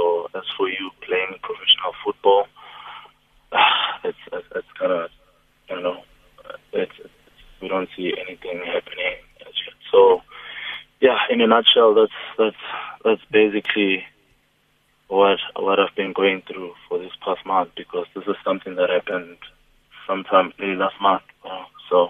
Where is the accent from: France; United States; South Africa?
South Africa; I'm still a South African footballer in a professional league